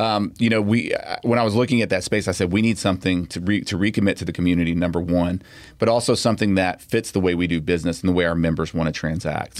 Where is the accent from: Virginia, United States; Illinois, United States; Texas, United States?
Texas, United States; Pearland; when I grew up in Pearland, it was like Lake Jackson, you know, it was a small town